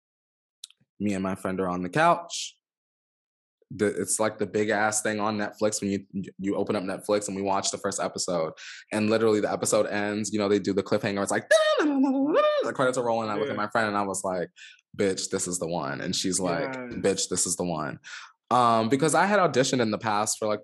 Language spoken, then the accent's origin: English; Los Angeles, California, United States; I'm from Los Angeles